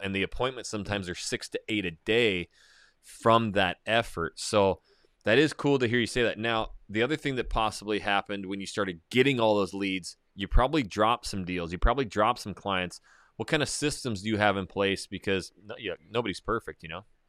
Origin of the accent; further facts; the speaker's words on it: North Idaho, United States; growing up in North Idaho, small little town, logging mine, now it's blown up